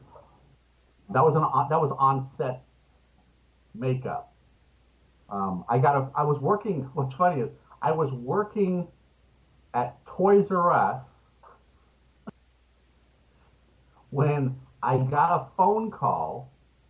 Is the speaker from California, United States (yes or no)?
yes; Los Angeles, California, United States; also born or lived in Richmond, Virginia; at the ripe old age of 2, my parents moved to California. And I've basically been here ever since, in Los Angeles